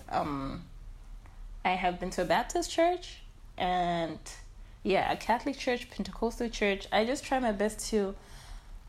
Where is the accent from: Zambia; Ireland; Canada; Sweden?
Zambia; Lusaka, Lusaka Province; also born or lived in Chinyama village, Lufwanyama District; I am from the outskirts of Lusaka